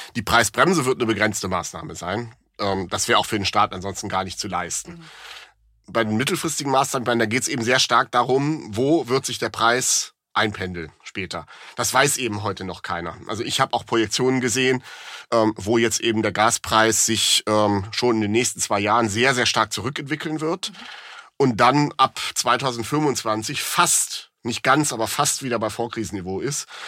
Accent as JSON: {"language": "German", "region": "Rhineland", "country": "Germany", "said": "bin ich als Rheinländer"}